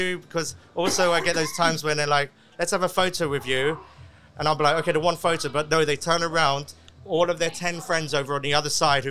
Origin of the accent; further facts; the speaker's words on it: London, United Kingdom; now in Dubai, United Arab Emirates; I'm very proud of being half Colombian, half English, of course, by speaking, you know, from a London. I'm like a Londoner.